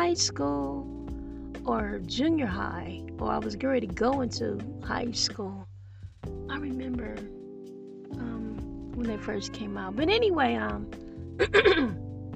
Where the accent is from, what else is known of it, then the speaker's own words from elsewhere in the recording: Detroit, Michigan, United States; I'm from Detroit, Michigan